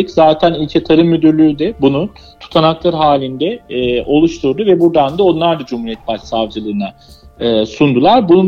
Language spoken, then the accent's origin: Turkish; Anatolia, Turkey; Çünkü Anadolu e, bizlerin, bizler bu topraklarda büyümüşüz, yaşamışız ve korumak da bizim e, boynumuzun borcu demek istiyorum.